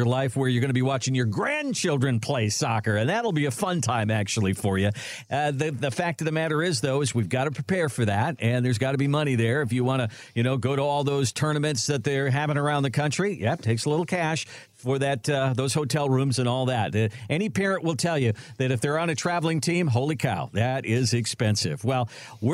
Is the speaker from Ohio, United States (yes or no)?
no; Minnesota, United States; I grew up in Minnesota and played hockey